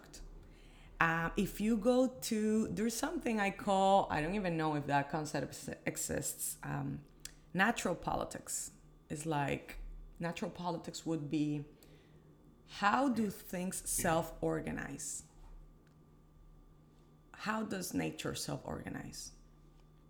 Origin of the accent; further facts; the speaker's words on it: Dominican Republic; moved away as an adult; also born or lived in Washington, D.C.; I was born in the Dominican Republic, born and raised